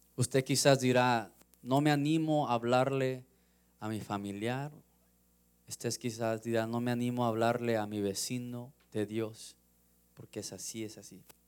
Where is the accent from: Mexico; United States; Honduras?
United States; Los Angeles, California; Yo soy de Los Ángeles, de California, crecí 15 minutos del mar